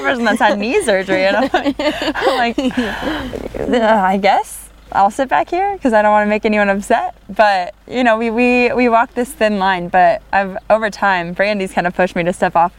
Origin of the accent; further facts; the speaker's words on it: California, United States; moved away as an adult; now in Lesotho; I grew up in California